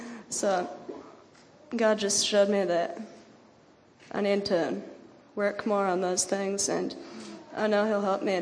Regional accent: Wisconsin, United States; I'm from Wisconsin, and I came here to Bible school.

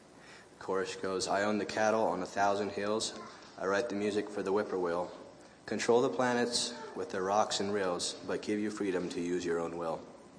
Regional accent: Griswold, Iowa, United States; Really enjoyed this week. I'm from Griswold, Iowa.

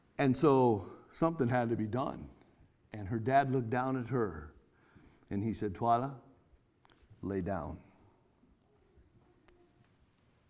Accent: California, United States; I'm from California, out there where we do a lot of irrigating in the orchards.

